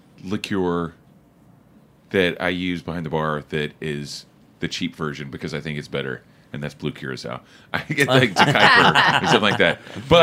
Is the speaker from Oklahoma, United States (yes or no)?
yes; Oklahoma, United States; moved away; growing up in Oklahoma